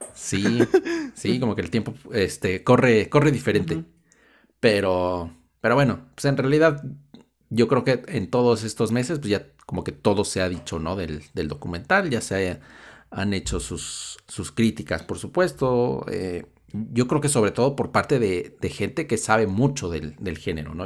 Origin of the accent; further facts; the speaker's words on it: Mexico; nosotros seamos mexicanos